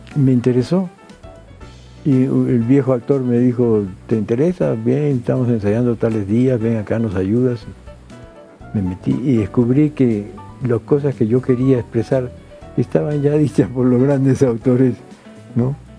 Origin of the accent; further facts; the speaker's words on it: Lima, Peru; also born or lived in Madrid, Spain; regresé a mi tierra